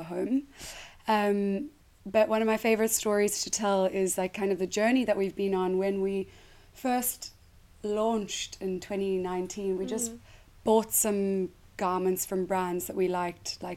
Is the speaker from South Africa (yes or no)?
yes; South Africa; moved away as an adult; I am South African and I moved here 8 years ago